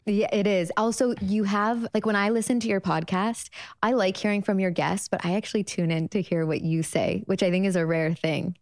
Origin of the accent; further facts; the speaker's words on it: Chicago, Illinois, United States; moved away as an adult; also born or lived in Los Angeles; I'm thirty-one. I grew up in Chicago.